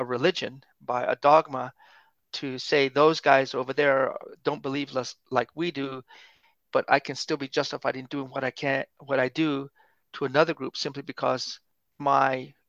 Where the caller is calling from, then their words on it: New Mexico, United States; I'm Native American, joining you from New Mexico here in the United States.